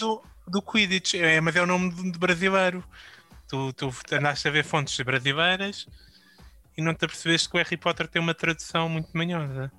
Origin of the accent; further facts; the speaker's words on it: Portugal; enquanto português